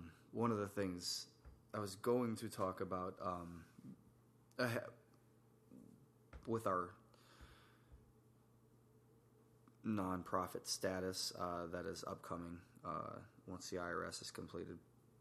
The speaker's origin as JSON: {"language": "English", "region": "New York", "country": "United States", "also_born_or_lived": "Tennessee / Virginia", "moved": "yes", "said": "I'm from New York originally"}